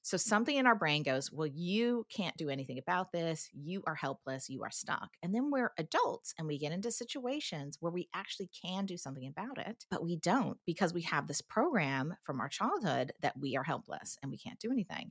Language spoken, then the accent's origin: English; United States; moved away as an adult; now in New Zealand; as an American